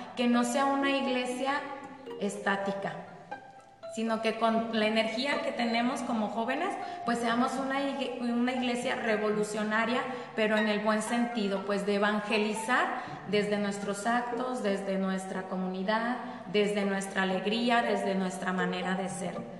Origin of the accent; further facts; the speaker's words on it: Jiquilpan, Michoacán, Mexico; aquí de Jiquilpan también